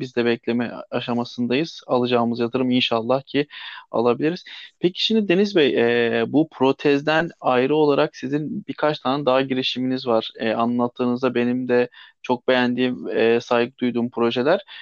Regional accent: Thrace, Turkey; Kendim e, Trakyalıyım. Kırklareli Edirne

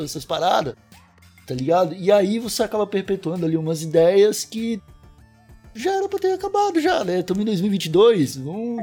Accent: Santa Catarina, Brazil; Eu sou de Santa Catarina, não é um estado muito diferente.

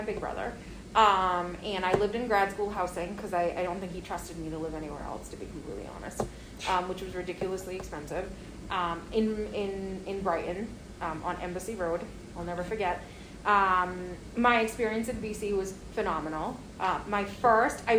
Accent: India; moved away as an adult; now in United States; I grew up in India in the 90s

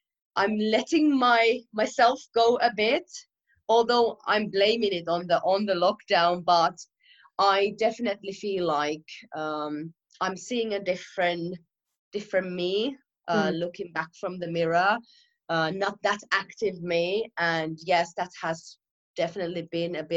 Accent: Finland; moved away as an adult; now in London, United Kingdom; I'm from Finland originally and I moved to London about 3 years ago.

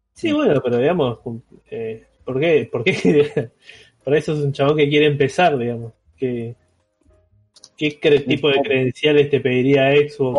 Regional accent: Argentina; consumidor argentino

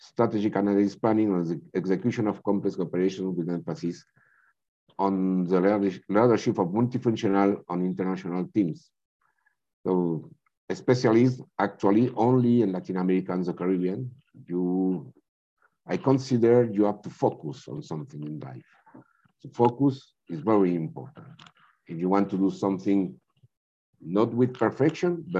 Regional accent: Spain; also born or lived in France; I am from Spain. I was raised between France and Spain

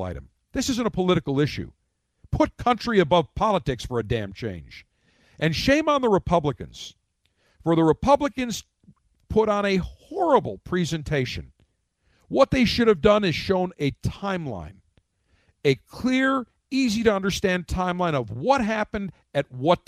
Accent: United States; As an American

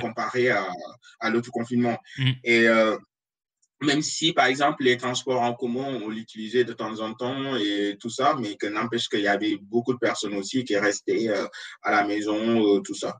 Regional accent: Senegal; moved away; je suis sénégalais

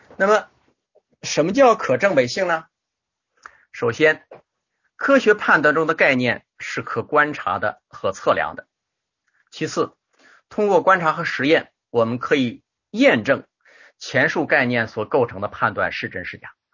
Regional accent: China; 我们中国人

